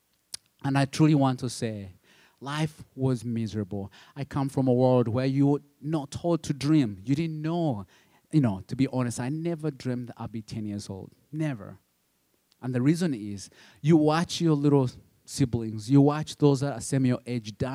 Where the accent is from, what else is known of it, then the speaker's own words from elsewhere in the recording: Uganda; English is a second language; moved away; I'm from Uganda, but my dad is from Rwanda